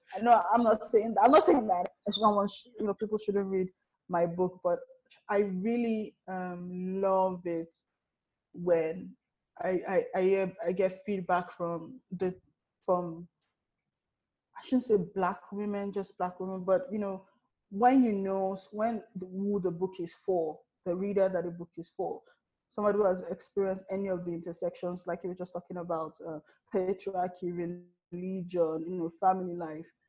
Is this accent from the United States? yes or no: no; Nigeria; as a Nigerian